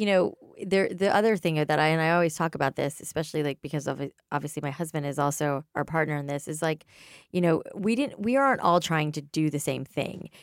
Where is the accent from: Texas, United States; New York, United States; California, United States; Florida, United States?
Florida, United States; South; we grew up in South Florida